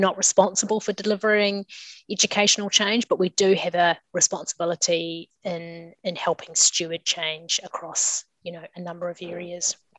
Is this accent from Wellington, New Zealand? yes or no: yes; Kapiti Coast, Wellington, New Zealand; now in Wellington, New Zealand; I grew up on the Kapiti Coast and studied uh, here in Wellington